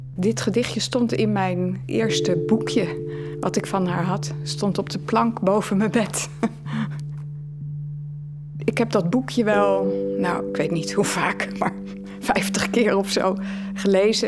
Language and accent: Dutch; Netherlands; also born or lived in Leiden, Netherlands; now in Halle, Belgium; Ik ben uiteraard van Nederland